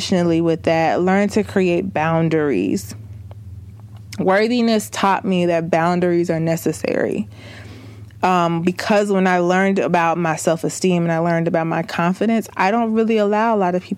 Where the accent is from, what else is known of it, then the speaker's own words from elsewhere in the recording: the South, United States; I'm from the South. I'm country as a mug.